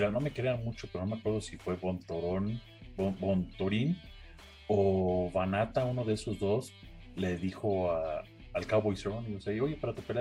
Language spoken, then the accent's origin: Spanish; Mexico; Pero bueno, este, yo soy mexicano